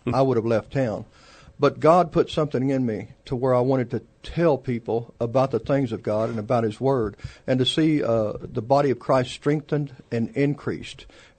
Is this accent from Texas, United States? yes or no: yes; San Antonio, Texas, United States; also born or lived in Poteet, Texas / Tulsa, Oklahoma; I've been in San Antonio all my life. We did have a 2-year hiatus when we were in Tulsa, Oklahoma for a while. We've been here, and San Antonio's home.